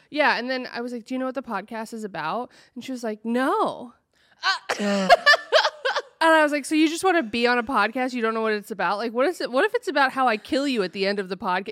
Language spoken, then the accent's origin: English; Oregon, United States; I'm from Oregon